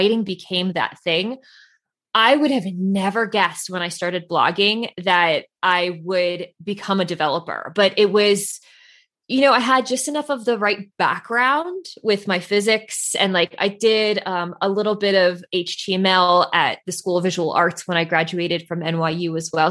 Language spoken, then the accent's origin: English; Central New Jersey, United States; So I grew up in New Jersey, about an hour outside of New York City. So like, I would say like Central Jersey